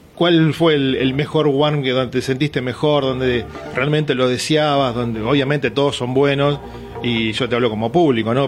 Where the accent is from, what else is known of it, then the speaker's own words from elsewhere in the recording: Argentina; como todo argentino